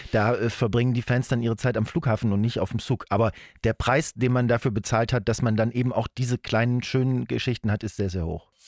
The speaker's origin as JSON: {"language": "German", "country": "Spain", "said": "Wie wir, als Spanier vielleicht nicht, aber so"}